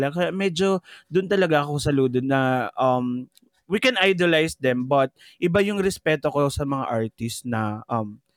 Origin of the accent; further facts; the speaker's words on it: Philippines; true. Pinoy ako.